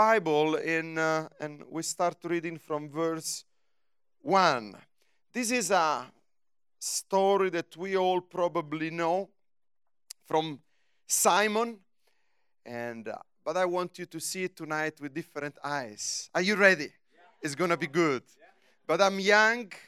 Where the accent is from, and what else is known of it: Rome, Lazio, Italy; English is a second language; also born or lived in United States